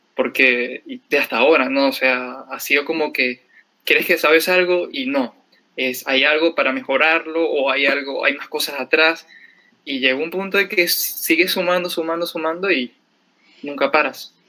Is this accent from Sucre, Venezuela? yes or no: yes; Cumaná, Sucre, Venezuela; moved away as an adult; also born or lived in Caracas, Venezuela; now in Lima, Peru; soy de Venezuela, de una ciudad que se llama Cumaná